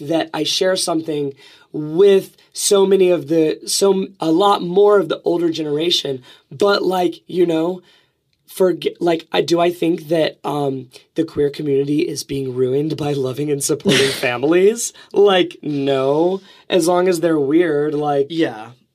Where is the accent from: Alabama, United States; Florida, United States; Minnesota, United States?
Alabama, United States; I'm from Alabama.